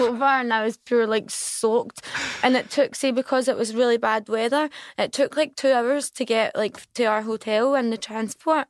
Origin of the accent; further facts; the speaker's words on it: Glasgow, Scotland, United Kingdom; I'm from Govan